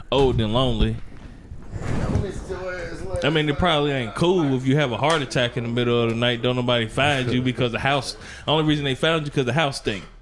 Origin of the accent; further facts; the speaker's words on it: Indianapolis, Indiana, United States; Bitch, I'm from Indianapolis